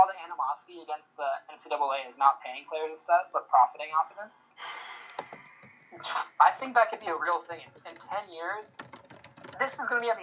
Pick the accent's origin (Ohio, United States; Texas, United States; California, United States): California, United States; Oakland; I had hella fun in Seattle, but I'm really from Oakland, though. Like, really, really, really from Oakland, though.